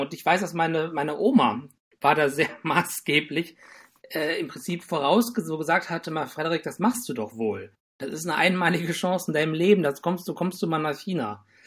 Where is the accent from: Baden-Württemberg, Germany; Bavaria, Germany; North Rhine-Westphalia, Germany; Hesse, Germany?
North Rhine-Westphalia, Germany; Düsseldorf; moved away as an adult; also born or lived in Tübingen; now in Bonn, Germany; ich bin eigentlich aus Düsseldorf